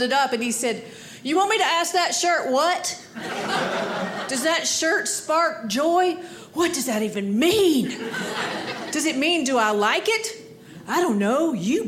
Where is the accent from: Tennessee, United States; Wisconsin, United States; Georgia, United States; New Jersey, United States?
Georgia, United States; now in Maine, United States; I live in Maine, but I grew up in Georgia